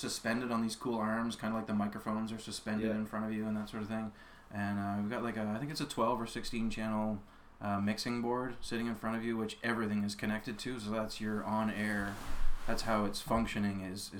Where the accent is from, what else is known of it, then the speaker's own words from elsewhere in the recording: Nova Scotia, Canada; now in Antigonish, Canada; Picto County originally.